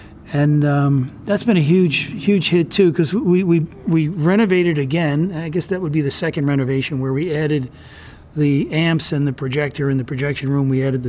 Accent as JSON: {"language": "English", "region": "New York", "country": "United States", "tie": "born or raised there", "also_born_or_lived": "Commack", "said": "Long Island, New York. I was born in a town called Commack, and my dad was a pharmacist, and he got a job out on the North Fork at a hospital. And we moved out to the country, so I kind of grew up."}